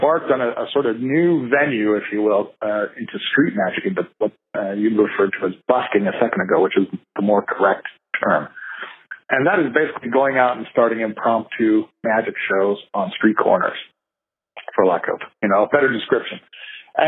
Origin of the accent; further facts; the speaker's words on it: Canada; we're Canadian